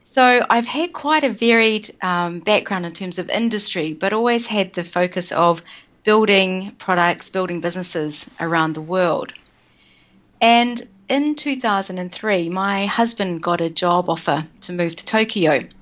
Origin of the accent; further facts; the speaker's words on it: New Zealand; moved away; I am originally from New Zealand.